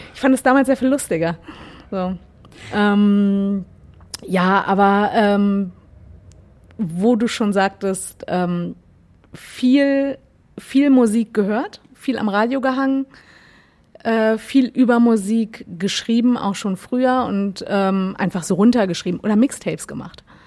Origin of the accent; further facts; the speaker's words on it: Gifhorn, Lower Saxony, Germany; also born or lived in Berlin; now in Hamburg, Germany; Ich komme aus der Nähe von Wolfsburg